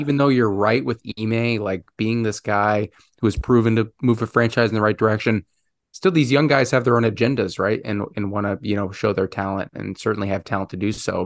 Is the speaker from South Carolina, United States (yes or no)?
no; Chicago, Illinois, United States; my hometown Chicago